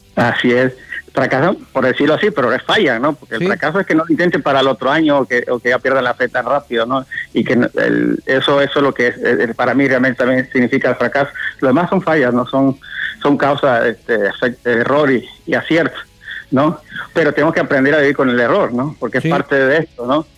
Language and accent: Spanish; Medellín de Bravo, Veracruz, Mexico; aquí en Medellín, estamos cerquita aquí de Veracruz al puerto